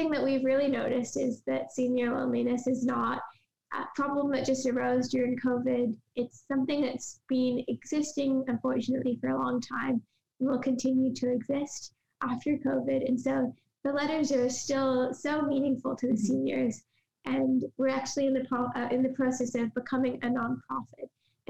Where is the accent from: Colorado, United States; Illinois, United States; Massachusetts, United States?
Massachusetts, United States; Cambridge; So we're actually from Cambridge, Massachusetts in the United States. So I go to school nearby at a school in Cambridge.